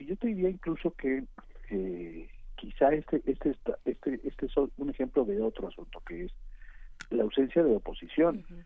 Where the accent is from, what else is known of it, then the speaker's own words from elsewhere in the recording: Arcelia, Guerrero, Mexico; mi pueblo, mi pueblo se llama Arcelia y está en Guerrero